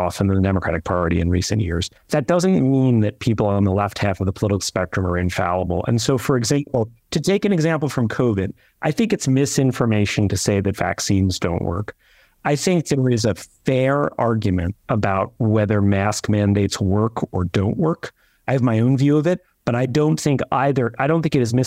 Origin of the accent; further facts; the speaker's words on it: New York, United States; I'm a New Yorker